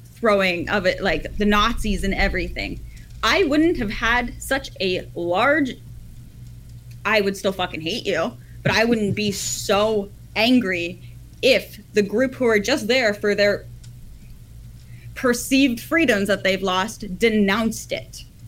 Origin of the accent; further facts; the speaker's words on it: Ottawa, Ontario, Canada; I'm from Ottawa